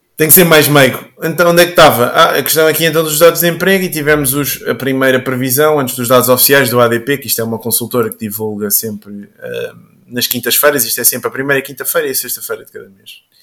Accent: Caldas da Rainha, Leiria District, Portugal; sou aqui das Caldas e ando aqui também na zona do Pó e do Bom Barral

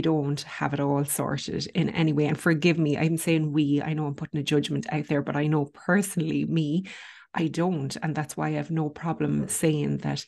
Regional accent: Ireland

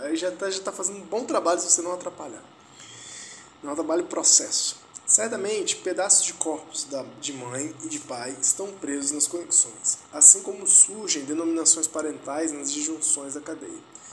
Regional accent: Vitória, Espírito Santo, Brazil; moved away; Minha, minha terra natal. Vitória, capital do Espírito Santo

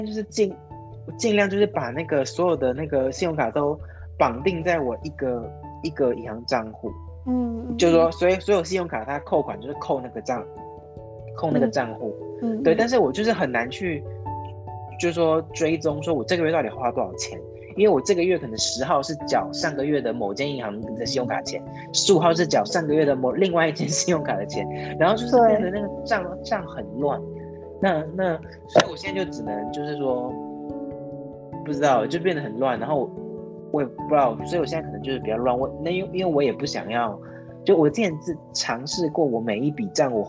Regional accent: Taiwan; 我是台湾人哦。

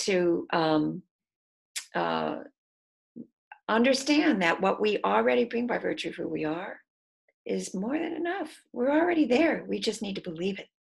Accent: Detroit, Michigan, United States; moved away; I'm from Michigan, I'm from Detroit, so I didn't grow up with grits.

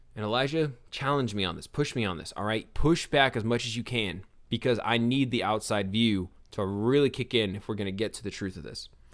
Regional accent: Forest Hill, Louisiana, United States; I was raised in Forest Hill, Louisiana

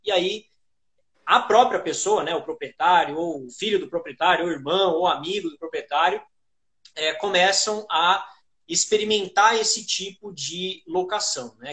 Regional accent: São Paulo, Brazil; eu sou de São Paulo

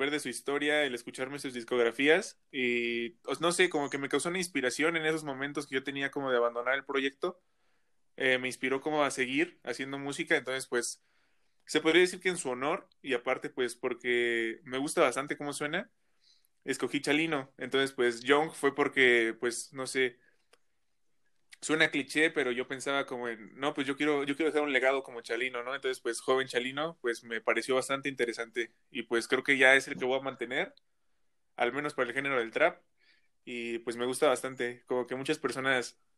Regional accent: Toluca, State of Mexico, Mexico; Pues estoy ahorita en Toluca, soy del Estado de México, soy originario del Estado de México, de ahí soy.

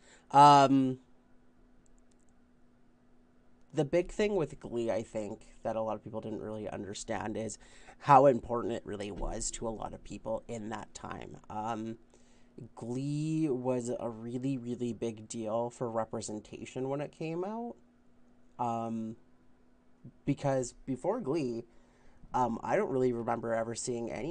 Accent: Canada; as a Canadian

